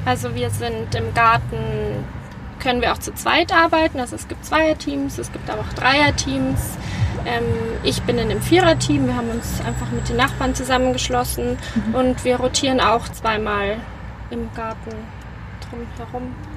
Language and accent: German; Munich, Bavaria, Germany; gebürtige Münchnerin